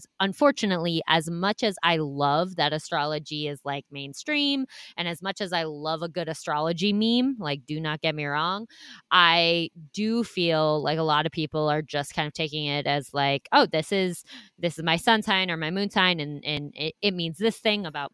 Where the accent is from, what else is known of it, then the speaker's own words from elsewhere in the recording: Iowa, United States; moved away; I grew up in the Midwest. I'm from Iowa originally.